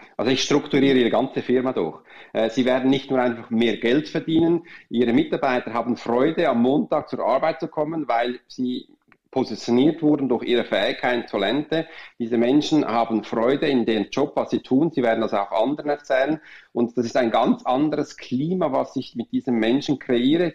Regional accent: Switzerland; wir Schweizer

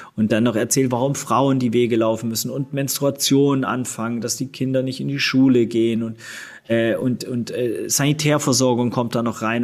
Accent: Swabia, Baden-Württemberg, Germany; moved away; also born or lived in Hamburg; wir sind, wie gesagt, alle zusammen aufgewachsen im Schwabenland

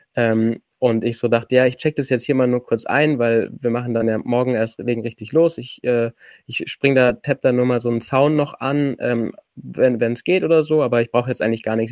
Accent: Allgäu, Bavaria, Germany; ich komme aus dem Allgäu

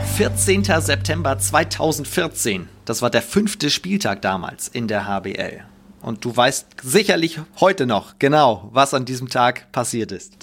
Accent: Preetz, Schleswig-Holstein, Germany; wir sind beide tatsächlich im gleichen Ort äh, geboren. Wir sind beide aus Preetz.

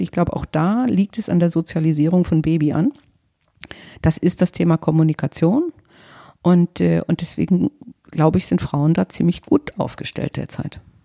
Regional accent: Northern Germany, Germany; also born or lived in Paris / London / the Midlands / Nigeria; als Norddeutsche

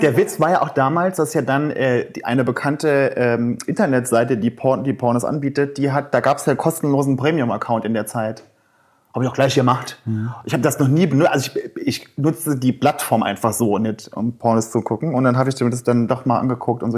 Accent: Saarland, Germany; Ich komme aus dem Saarland

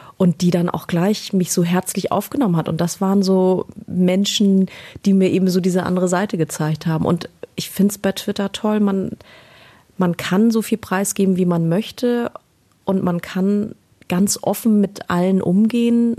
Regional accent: Berlin, Germany; Ich bin in Deutschland geboren. Ich bin, äh, ich bin Berliner. also zumindest bin ich da geboren

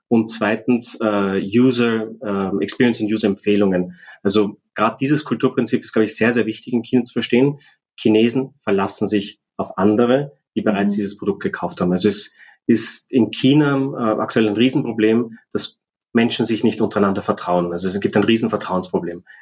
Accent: Austria; wir als Österreicher

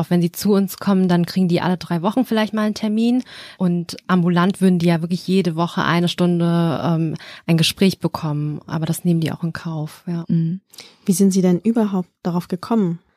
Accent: Germany; Also wenn ich weiß, ich bin hier in Deutschland aufgewachsen, ich habe einfach bestimmte Erfahrungen gemacht, dass es mich irgendwie geprägt hat

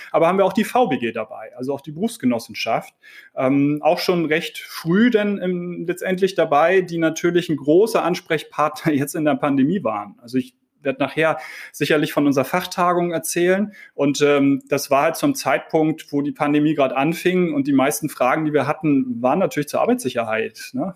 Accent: Hamburg, Germany; Ich komme aus Hamburg

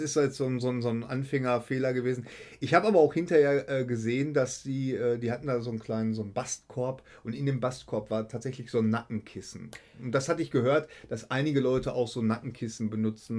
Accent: Bochum, North Rhine-Westphalia, Germany; Ich komme aus Bochum

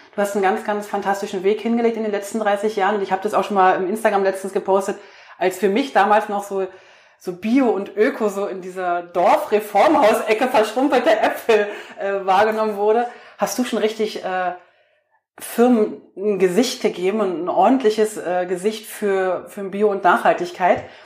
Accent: East Germany, Germany; ich bin im Osten groß geworden

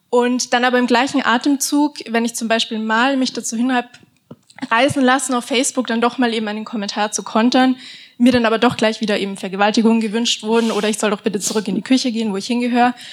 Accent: Austria; die deutschen Männer oder die österreichischen, ich komme aus Österreich

